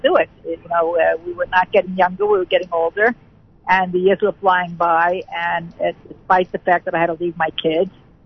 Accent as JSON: {"language": "English", "town": "Muncie", "region": "Indiana", "country": "United States", "moved": "as an adult", "lives_now": "Jerusalem, Israel", "said": "we're originally from Muncie"}